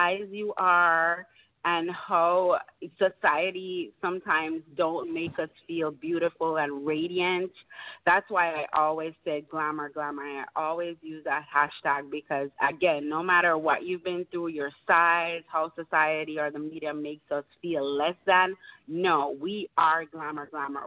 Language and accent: English; Montego Bay, Saint James, Jamaica; moved away; I am from Jamaica.